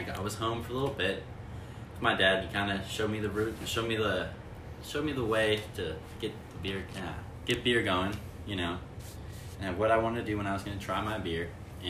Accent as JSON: {"language": "English", "town": "Seattle", "region": "Washington", "country": "United States", "tie": "born or raised there", "said": "I grew up in Seattle my whole life."}